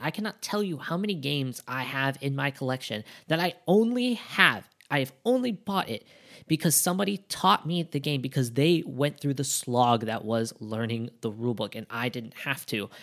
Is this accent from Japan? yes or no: yes; Japan; we're from Japan